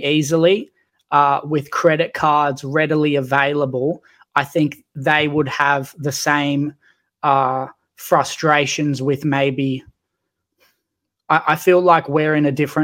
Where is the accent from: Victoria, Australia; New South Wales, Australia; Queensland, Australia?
New South Wales, Australia; Newcastle; I grew up in Newcastle